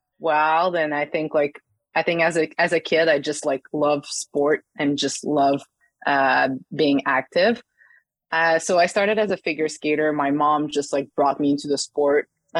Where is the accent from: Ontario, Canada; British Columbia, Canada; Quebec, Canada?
Quebec, Canada; Saguenay; the club opened in my hometown in La Baie Saguenay in Quebec.